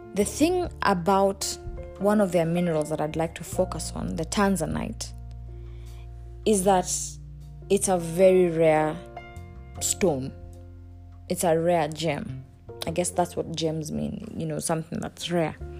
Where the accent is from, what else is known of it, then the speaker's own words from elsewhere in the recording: Kenya; I'm Kenyan